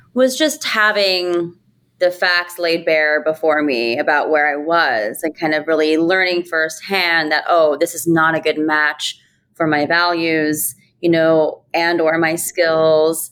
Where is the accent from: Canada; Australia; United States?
United States; rural Ohio; moved away as an adult; also born or lived in New York City; I grew up in rural Ohio, a kid of immigrants, Indian immigrants